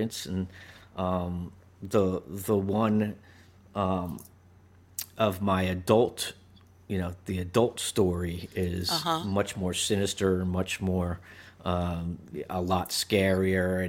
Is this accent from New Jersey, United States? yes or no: yes; New Jersey, United States; growing up in New Jersey, and I was a little kid, and we lived in a two-story house